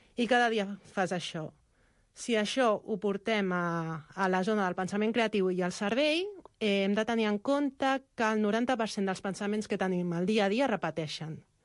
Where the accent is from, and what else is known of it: Xinzo da Costa, Galicia, Spain; moved away